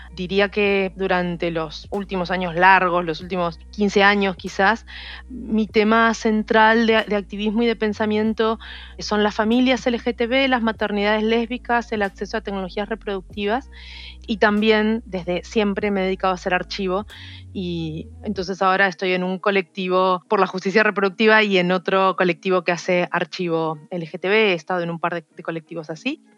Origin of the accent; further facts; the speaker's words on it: Rosario, Santa Fe, Argentina; moved away as an adult; now in Buenos Aires, Argentina; Yo soy de Rosario, que es una ciudad que está a unas cuatro horas en ómnibus desde acá y vine justamente para estudiar la carrera de biología